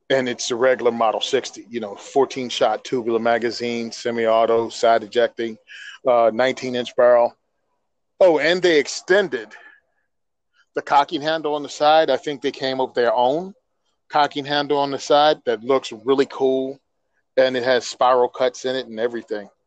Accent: New Jersey, United States; I'm from Jersey. Food comes from the grocery store. What's a tractor? It's what's on the turnpike.

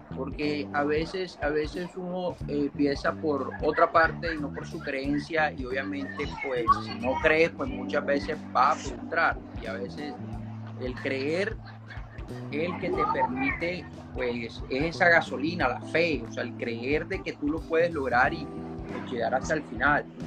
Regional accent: Barranquilla, Atlántico, Colombia; yo soy de Colombia, de Barranquilla

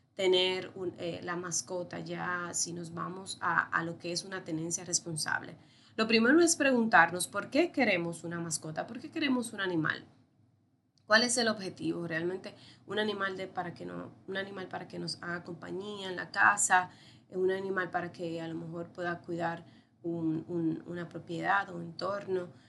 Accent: Dominican Republic; Soy médico veterinario de la República Dominicana

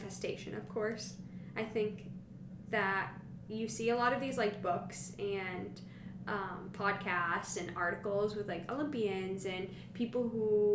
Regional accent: Salem, Massachusetts, United States; I grew up in Salem, Mass, and my mom is a witch

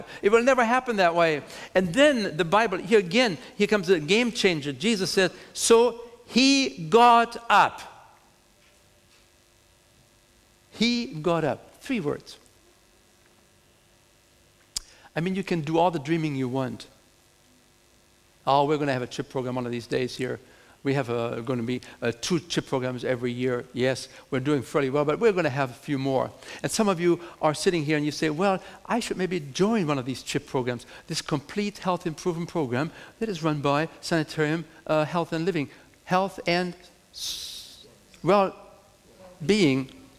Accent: Germany; now in United States; I'm coming from Germany

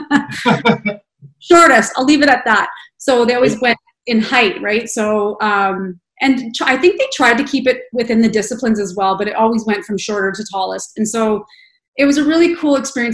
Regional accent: Red Deer, Alberta, Canada; also born or lived in Calgary; now in Edmonton, Canada; I grew up in Red Deer

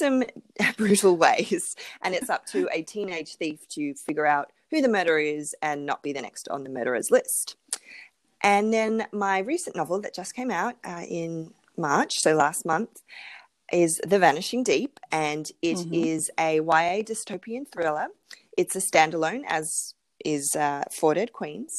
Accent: Melbourne, Victoria, Australia; I'm in Melbourne in Australia. So that's mm-hmm. my hometown

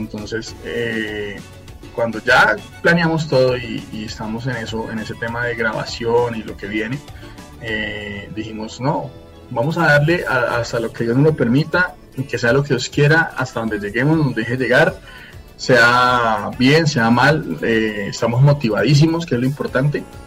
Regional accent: Fusagasugá, Cundinamarca, Colombia; now in Bogotá, Colombia; soy nacido en Fusagasugá y bueno, me encuentro en Bogotá, acá trabajo

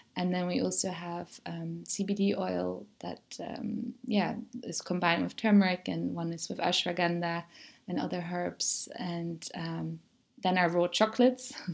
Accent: Germany; moved away as an adult; also born or lived in Netherlands; now in Mallorca, Spain; when I grew up in Germany, I always said I'm Dutch. And then I went to the Netherlands to study

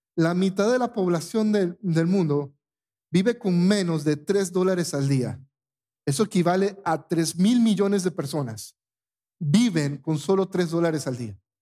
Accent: Panama; moved away; en mi país

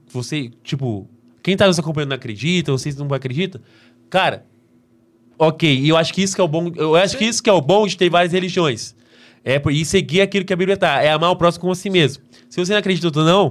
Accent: São Paulo, Brazil; accent: caipira; eu sou interiorano, eu sou caipira

